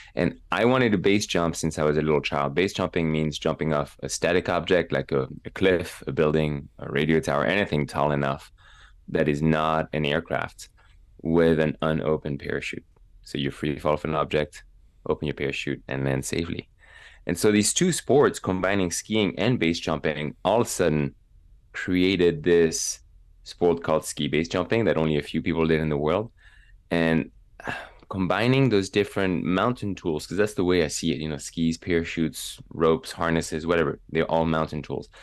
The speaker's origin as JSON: {"language": "English", "town": "Megève", "region": "Auvergne-Rhône-Alpes", "country": "France", "tie": "born or raised there", "also_born_or_lived": "Evreux, France", "second_language": "English", "moved": "as an adult", "lives_now": "United States", "said": "my hometown of Megève in the Alps"}